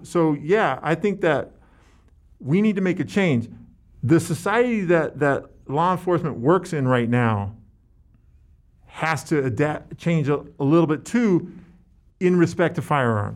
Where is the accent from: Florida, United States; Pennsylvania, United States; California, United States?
California, United States; San Francisco; I grew up in San Francisco